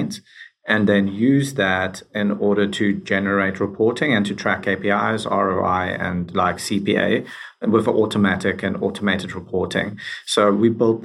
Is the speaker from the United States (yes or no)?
no; South Africa; moved away as an adult; now in Canada; I'm originally from South Africa